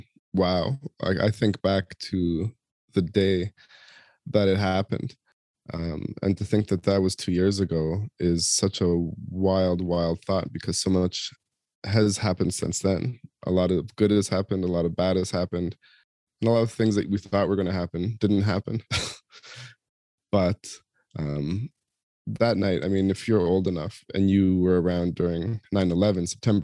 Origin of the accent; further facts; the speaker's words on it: Toronto, Ontario, Canada; And I'm back in my hometown for a week in Toronto, celebrating my daughter's university graduation